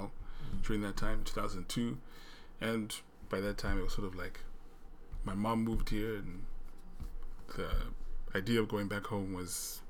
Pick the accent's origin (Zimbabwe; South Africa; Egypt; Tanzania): Zimbabwe; also born or lived in Moscow, Idaho, United States; now in Oregon, United States; And then I was born there in 1978. My sister was born a few years later, and then when I was about 2.5 or 3, and my sister was about 1, we moved back to Zimbabwe after my parents finished school.